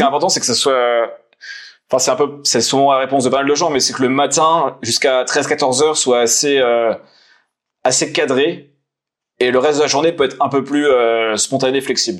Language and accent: French; Nancy, Grand Est, France; je suis de Nancy, originaire de Nancy, donc dans le Nord-Est